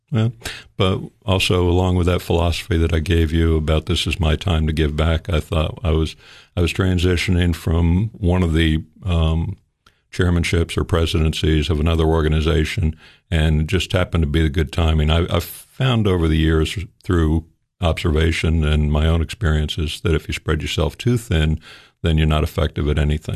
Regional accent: Fort Lauderdale, Florida, United States; moved away as an adult; now in Sparta, Tennessee, United States; my wife and I, uh, we come from South Florida

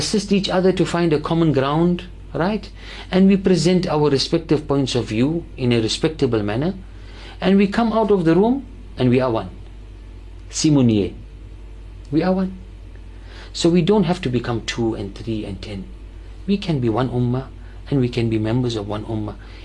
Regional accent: Cape Town, Western Cape, South Africa; we as the Muslim community of Cape Town and South Africa

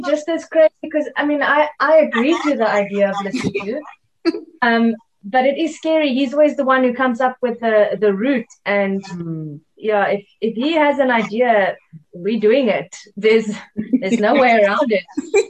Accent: Limpopo, South Africa; I come from Limpopo, you know, in the high veld

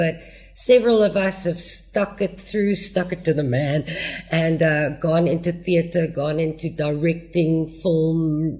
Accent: Australia; also born or lived in United States / Germany; No, I was born in the States. I was actually very lucky. My dad had a job that took him overseas a lot. So we kind of grew up overseas in Australia and in Germany.

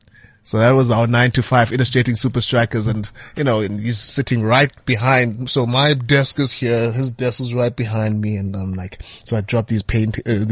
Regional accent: Butterworth, Eastern Cape, South Africa; I'm from Butterworth.

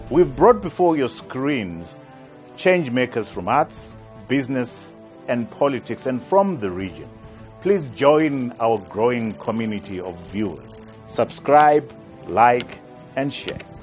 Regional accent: Bulawayo, Zimbabwe; I grew up in Magwegwe

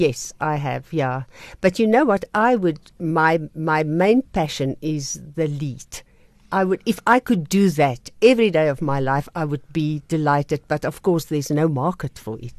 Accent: Krugersdorp, Gauteng, South Africa; also born or lived in Vicksburg, Free State; now in Pretoria, South Africa; I grew up in Krugersdorp, went to Monument High School, and from there I went to Pretoria

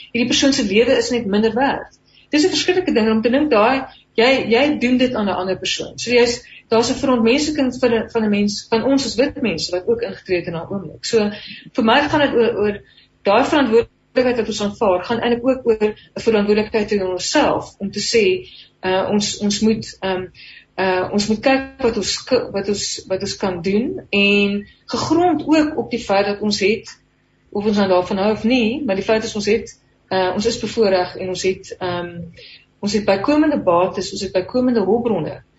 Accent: South Africa; Ons as Afrikaners

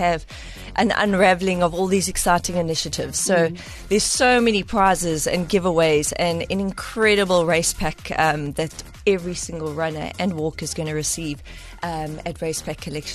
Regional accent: East London, Eastern Cape, South Africa; moved away; also born or lived in Gqeberha; Originally from East London, and spent a few years in Kobeja.

